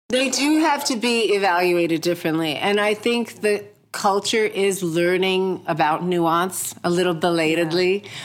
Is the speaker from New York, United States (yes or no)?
yes; New York, United States; also born or lived in India; I came here from India when I was four, and I've been raised pretty much in America, mostly in New York